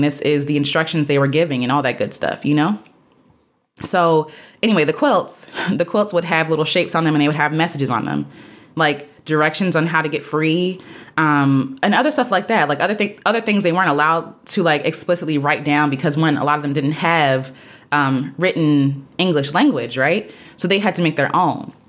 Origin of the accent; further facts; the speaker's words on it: United States; I'm an American, so my people got here by way of the Atlantic sla-, slave trade